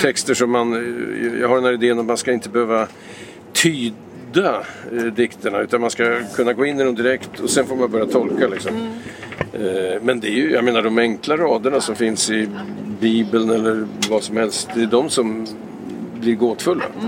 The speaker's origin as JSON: {"language": "Swedish", "town": "Vingåker", "region": "Södermanland", "country": "Sweden", "tie": "born or raised there", "also_born_or_lived": "Lysekil, Bohuslän", "moved": "yes", "said": "Jag är ju uppvuxen i Vingåker, en liten ort i Sörmland"}